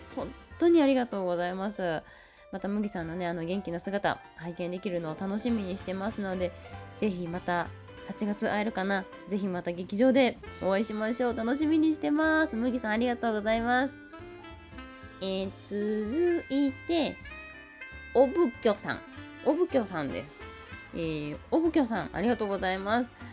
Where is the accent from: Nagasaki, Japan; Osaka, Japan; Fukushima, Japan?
Osaka, Japan; 私大阪生まれ大阪育ちのはぐれ役者